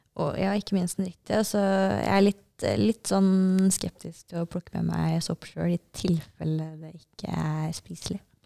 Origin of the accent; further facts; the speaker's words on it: Norway; her hjemme i Norge